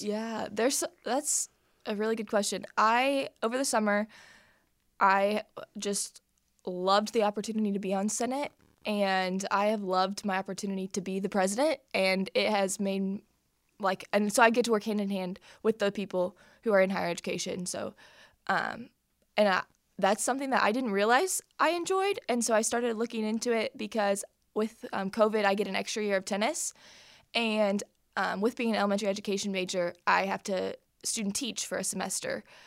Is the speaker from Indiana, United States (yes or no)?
yes; Plainfield, Indiana, United States; I'm from Plainfield, Indiana